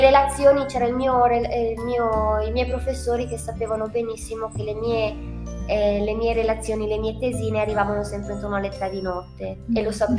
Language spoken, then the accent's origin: Italian; Trentino-Alto Adige, Italy; non è solo tutte e due dall'Alto Adige